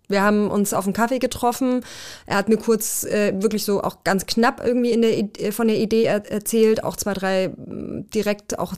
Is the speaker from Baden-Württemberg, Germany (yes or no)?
yes; Swabian Jura, Baden-Württemberg, Germany; also born or lived in Erzgebirge near Zwickau, Saxony; Äh, auf der Schwäbischen Alb dann.